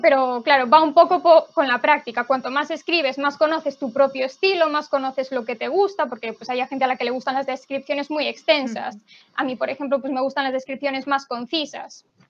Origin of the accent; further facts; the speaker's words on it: Galicia, Spain; yo soy de Galicia, entonces también tenía lengua gallega